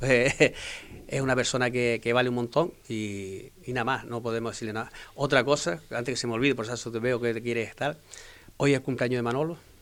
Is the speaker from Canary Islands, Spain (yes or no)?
yes; Fuerteventura, Canary Islands, Spain; soy majorero de pura cepa